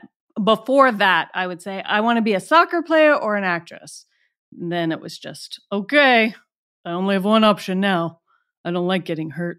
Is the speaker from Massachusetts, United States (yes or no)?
no; Atlanta, Georgia, United States; moved away; also born or lived in Washington, D.C.; my hometown is Atlanta